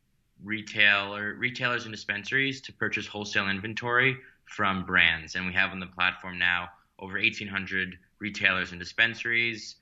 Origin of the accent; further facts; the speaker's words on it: New York City, New York, United States; I grew up in Manhattan and went to, you know, high school in the city